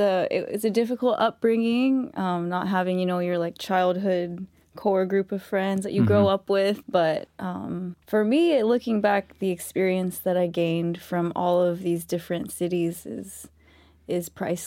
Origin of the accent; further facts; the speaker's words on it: Barstow, California, United States; also born or lived in Apple Valley; Originally, I'm from all over the place. I grew up in SoCal, in like Barstow, the desert area.